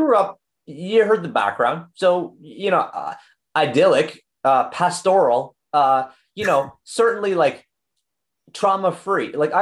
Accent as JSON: {"language": "English", "town": "Oshawa", "region": "Ontario", "country": "Canada", "tie": "born or raised there", "said": "We grew up in Oshawa, Ontario"}